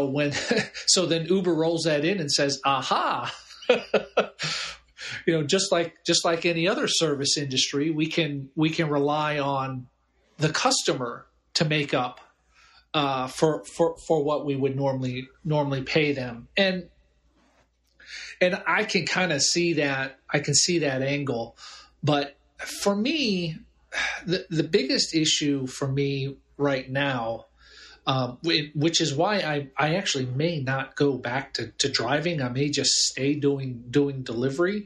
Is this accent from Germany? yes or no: yes; Germany; also born or lived in Albany area, New York; now in Albany, United States; I grew up in Germany